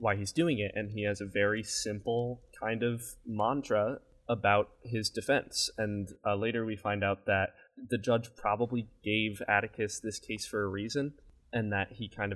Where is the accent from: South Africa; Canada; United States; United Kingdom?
United States; Northeast; I grew up in the Northeast